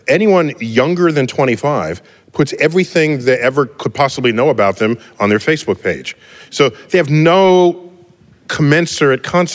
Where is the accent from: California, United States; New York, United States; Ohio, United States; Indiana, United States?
New York, United States; New York City; I grew up in the West, in the Bronx